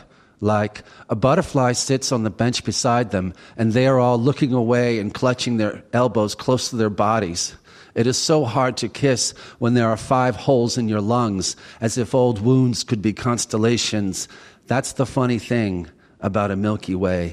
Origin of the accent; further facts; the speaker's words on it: Washington, District of Columbia, United States; also born or lived in Westminster, Maryland; now in Maryland, United States; I was born in Westminster, but then we went back to Southwest Washington, where both of their families had lived for many years